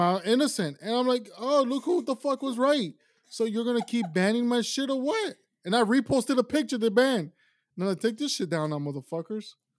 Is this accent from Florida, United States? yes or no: yes; Miami, Florida, United States; also born or lived in Tulsa, Oklahoma / Ecuador / South America; I was raised in Miami.